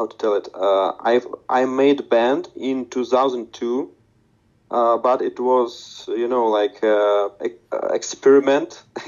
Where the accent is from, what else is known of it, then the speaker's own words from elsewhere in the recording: Novosibirsk, Novosibirsk Oblast, Russia; English is a second language; moved away as an adult; now in Prague, Czech Republic; move from my hometown, Novosibirsk in Russia, in Siberia, to Prague in Czech Republic